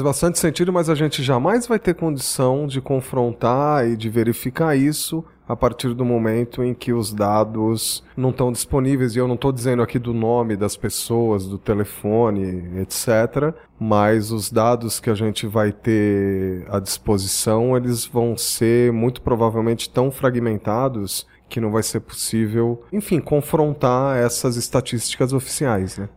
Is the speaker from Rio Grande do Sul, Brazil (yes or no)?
yes; Rio Grande do Sul, Brazil; now in São Paulo, Brazil; sou gaúcho também